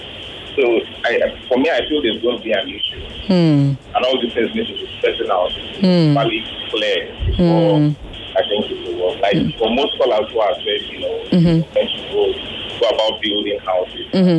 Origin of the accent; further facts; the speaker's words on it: Bayelsa, Nigeria; I'm from Bayelsa.